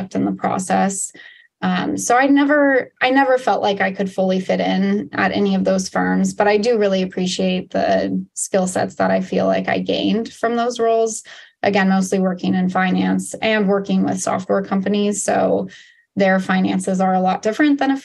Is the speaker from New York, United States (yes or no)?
no; Portland, Oregon, United States; moved away as an adult; also born or lived in Washington, D.C.; I grew up in Portland